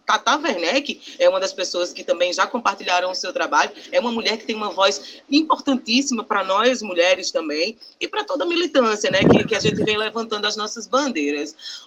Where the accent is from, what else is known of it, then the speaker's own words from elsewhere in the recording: Northeast Region, Brazil; a gente é nordestino